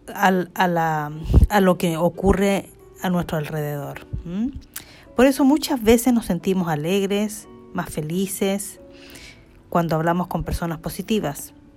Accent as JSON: {"language": "Spanish", "country": "Chile", "tie": "born or raised there", "moved": "yes", "lives_now": "Stockholm, Sweden", "said": "soy chilena, eh, nací en Chile eh, y vivo en Suecia desde hace 32 años"}